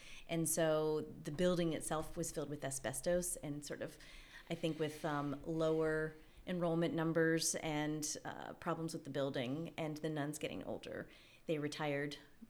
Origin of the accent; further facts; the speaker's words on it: Richmond, Virginia, United States; also born or lived in Louisville, Kentucky; Well, I was born in Louisville, Kentucky, and lived there till I was about 10, and then moved to Richmond, Virginia. So I call Virginia my home. It's where I really lived for the rest of growing up.